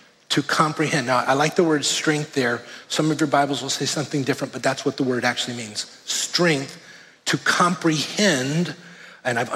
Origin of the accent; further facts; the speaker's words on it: Miami, Florida, United States; moved away; So I grew up in Miami, and in 1992, I was in Hurricane Andrew.